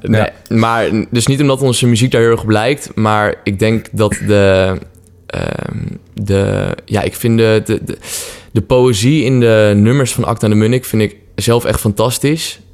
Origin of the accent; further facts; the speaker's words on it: Apeldoorn, Gelderland, Netherlands; now in Utrecht, Netherlands; we komen allebei oorspronkelijk uit Apeldoorn, waar we zijn opgegroeid